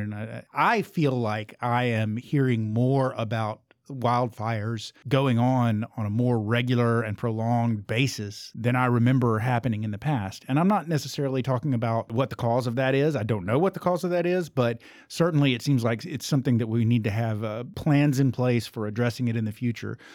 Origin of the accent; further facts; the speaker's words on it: Southern United States, United States; accent: thick Southern; how thick my Southern accent is